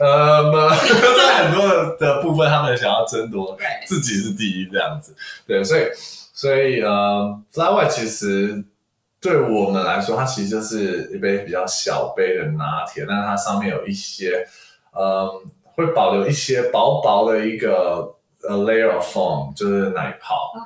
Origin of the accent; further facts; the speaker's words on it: Taiwan; also born or lived in Australia; 因为其实我从小也是在台湾长大，